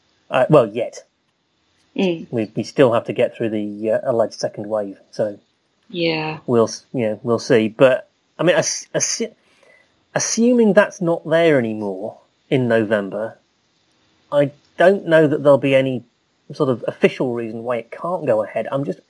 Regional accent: Harrogate, Yorkshire and the Humber, United Kingdom; I'm biased now because it's in my hometown

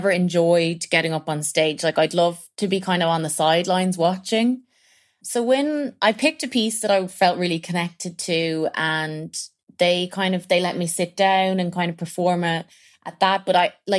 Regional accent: County Meath, Ireland; I'm originally from Meath.

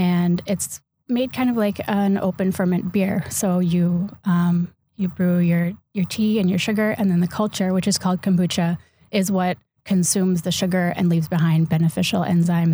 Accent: Houston, Texas, United States; moved away as an adult; also born or lived in California; now in Door County, Wisconsin, United States; I'm from Texas, and I grew up in Houston, Texas

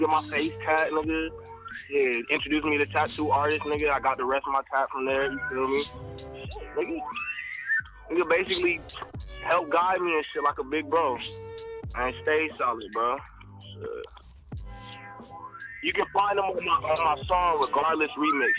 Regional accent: Los Angeles, California, United States; moved away; also born or lived in the South; I'm born and raised in LA, that's my hood

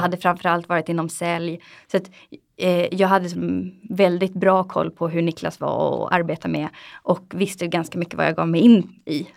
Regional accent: Sweden; Vi är väldigt försiktiga svenskar

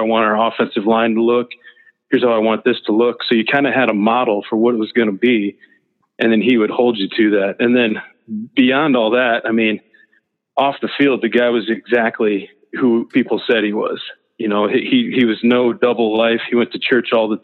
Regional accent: Midwest, United States; also born or lived in Nebraska / Tulsa / Broken Arrow; growing up in the Midwest, in the North

